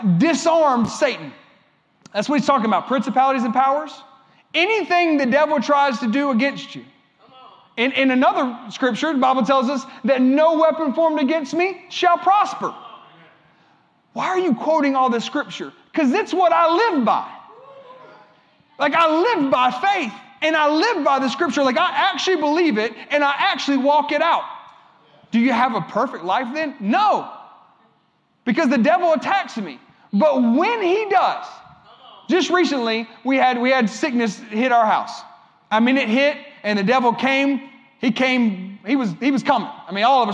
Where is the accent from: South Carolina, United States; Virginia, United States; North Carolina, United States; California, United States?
South Carolina, United States; Columbia; I'm from Columbia. This is where I live